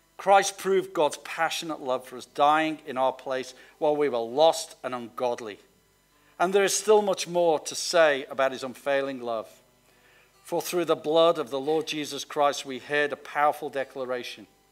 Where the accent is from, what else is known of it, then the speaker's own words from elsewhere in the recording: Liverpool, North West England, United Kingdom; I come from Liverpool